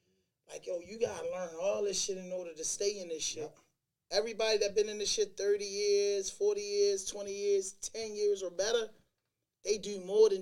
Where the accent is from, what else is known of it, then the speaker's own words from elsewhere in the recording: Baltimore, Maryland, United States; also born or lived in New York / Albany; I'm from Baltimore, and that's what 70% of the culture like out here. We haze people.